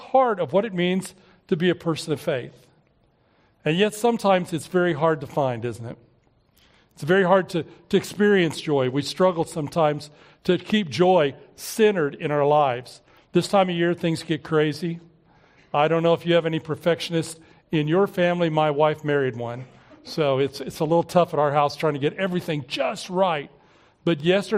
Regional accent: Oklahoma City, Oklahoma, United States; we were growing up in Southeast Oklahoma City

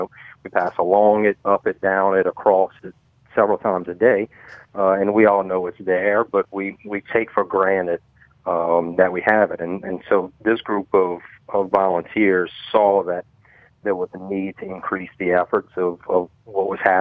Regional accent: Thibodaux, Louisiana, United States; born and raised in Thibodaux

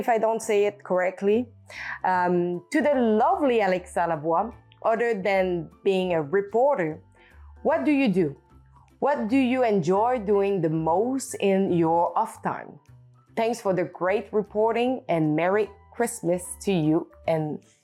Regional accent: Canada; accent: French; first language French; English is a second language; also born or lived in Australia

